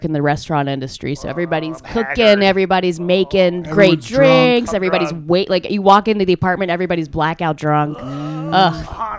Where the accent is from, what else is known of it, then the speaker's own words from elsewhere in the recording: Georgia, United States; I'm from Georgia, okay?